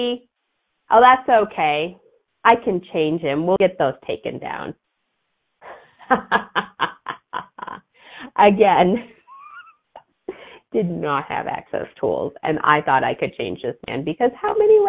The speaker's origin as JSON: {"language": "English", "area": "outside of Chicago", "region": "Illinois", "country": "United States", "tie": "born or raised there", "said": "I grew up outside of Chicago."}